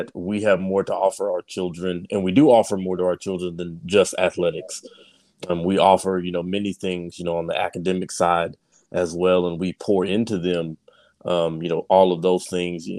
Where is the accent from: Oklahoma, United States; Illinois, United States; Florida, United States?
Oklahoma, United States; Sapulpa; also born or lived in Tulsa, Oklahoma; I was born in Tulsa, Oklahoma, raised in Sepulpa.